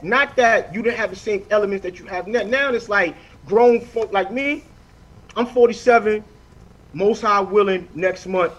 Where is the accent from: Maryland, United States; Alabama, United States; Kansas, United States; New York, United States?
New York, United States; New York City; because I'm living in Brownsville, and Brownsville always been Brownsville.